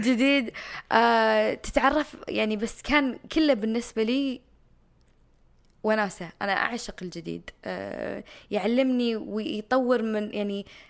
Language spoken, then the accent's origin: Arabic; Jubail, Eastern Province, Saudi Arabia; moved away as an adult; also born or lived in Miami, Florida, United States; كنت ساكنة في الجبال الصناعية أو من مواليد الجبال الصناعية